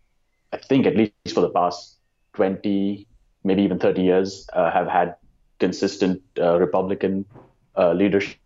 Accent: India; moved away as an adult; now in United States; I'm originally from India

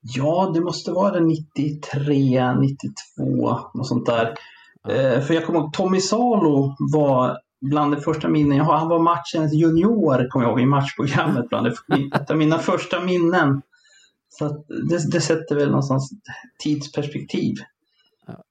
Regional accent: Sala, Västmanland, Sweden; jag är ju från Sala från början som ligger fyra mil norr om Västerås

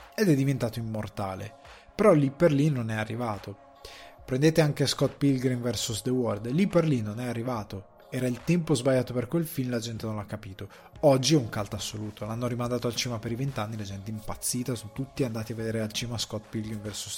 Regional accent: a village in the Crema area, Lombardy, Italy; vengo da un paesino del Cremasco

